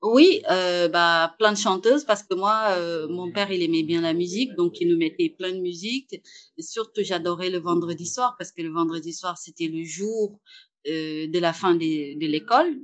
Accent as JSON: {"language": "French", "region": "Saint-Louis", "country": "Senegal", "tie": "born or raised there", "moved": "as an adult", "lives_now": "Paris, France", "said": "j'habitais au Sénégal, euh, principalement à Saint-Louis, dans le nord euh, du Sénégal. Et c'est là où j'ai grandi"}